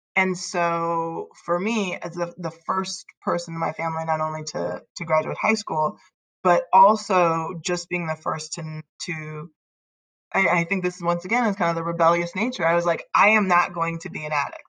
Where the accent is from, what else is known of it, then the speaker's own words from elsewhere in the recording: Northern California, United States; I grew up in Northern California, um, born and raised